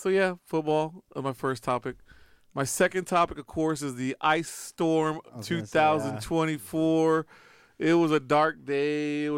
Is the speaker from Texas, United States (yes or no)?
yes; Refugio, Cuero, South Texas, United States; now in Austin, United States; I grew up, I come from South Texas, Refugio, Cuero. Those are the football towns, you know, these little baby towns that don't even have enough people